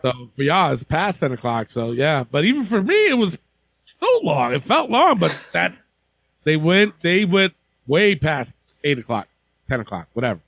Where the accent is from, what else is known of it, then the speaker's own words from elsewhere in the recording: Albany, New York, United States; my hometown of Albany, New York